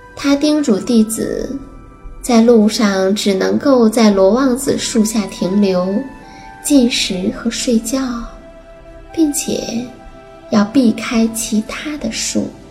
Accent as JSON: {"language": "Chinese", "country": "China", "said": "我们中国人"}